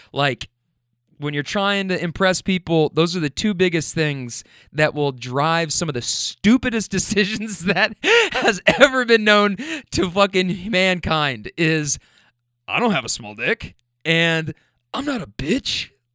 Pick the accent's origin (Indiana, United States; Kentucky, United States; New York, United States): Kentucky, United States; Louisville; also born or lived in California; now in Louisville, United States; I'm from Kentucky